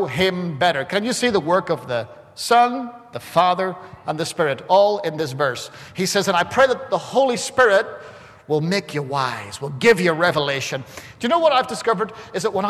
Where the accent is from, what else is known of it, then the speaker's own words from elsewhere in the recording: Ireland; I'm Irish